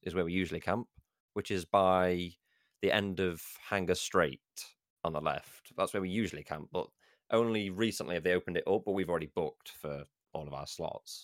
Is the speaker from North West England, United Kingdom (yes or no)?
no; Derbyshire, East Midlands, United Kingdom; moved away as an adult; now in Brighton, United Kingdom; I'm going from Brighton back home to Derbyshire